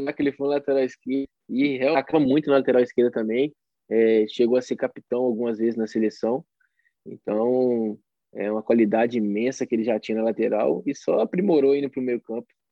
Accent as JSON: {"language": "Portuguese", "town": "Itabira", "region": "Minas Gerais", "country": "Brazil", "tie": "born or raised there", "said": "Começou no futsal em Itabira, é, sou natural de Itabira, na equipe do Valério Doce"}